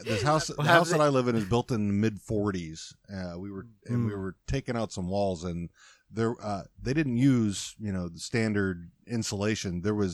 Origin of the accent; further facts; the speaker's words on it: Texas, United States; Now, I'm keeping in mind, I'm from Texas, and my mother. So, and I probably don't sound like it.